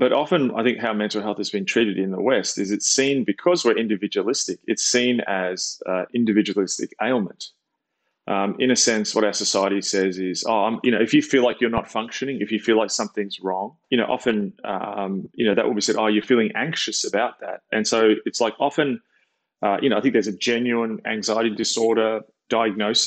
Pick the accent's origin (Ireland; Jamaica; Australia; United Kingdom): Australia; when I was a kid, I grew up watching in Australia